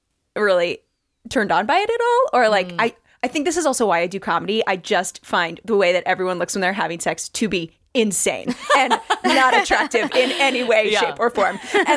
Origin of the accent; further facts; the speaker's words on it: Midwest, United States; I am also from the Midwest.